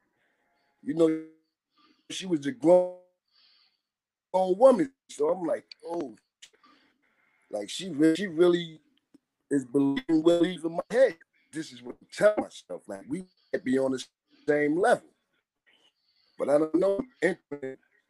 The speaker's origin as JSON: {"language": "English", "town": "Jersey City", "region": "New Jersey", "country": "United States", "said": "I'm from Jersey City"}